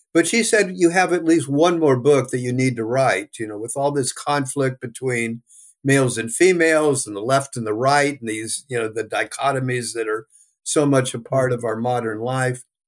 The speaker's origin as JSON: {"language": "English", "region": "California", "country": "United States", "tie": "born or raised there", "also_born_or_lived": "New York", "said": "I was born in New York, came to California"}